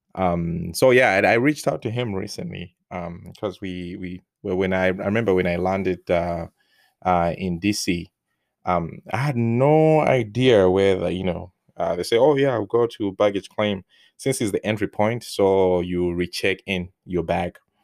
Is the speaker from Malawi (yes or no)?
yes; Malawi; English is a second language; moved away as an adult; now in United States; before I left Malawi